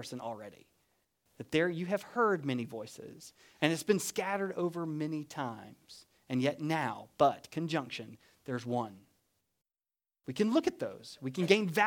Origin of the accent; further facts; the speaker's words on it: United States; now in Deep South, United States; We're not Italian, but we are American.